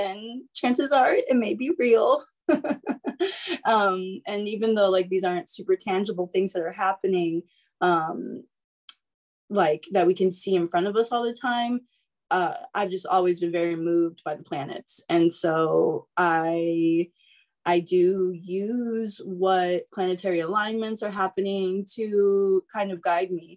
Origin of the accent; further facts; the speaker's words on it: East Coast, United States; now in Northern California, United States; I'm originally from the East Coast, but I live in NorCal now.